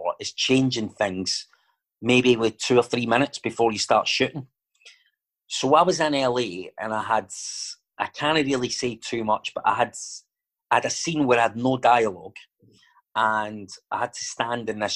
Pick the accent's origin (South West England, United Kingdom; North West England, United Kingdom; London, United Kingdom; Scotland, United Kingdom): Scotland, United Kingdom; Glasgow; accent: Glaswegian